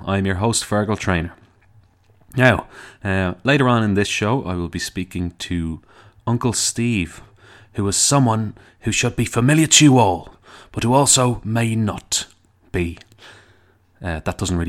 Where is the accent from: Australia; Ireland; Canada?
Ireland; Dublin, Leinster; accent: Dublin; my Dublin accent